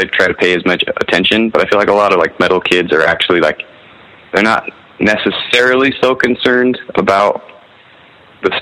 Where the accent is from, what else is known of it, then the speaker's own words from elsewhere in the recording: Kearns, Utah, United States; also born or lived in Salt Lake City, Utah; I was born in downtown Salt Lake, and then raised like in a city called Kearns. It was like 20 minutes west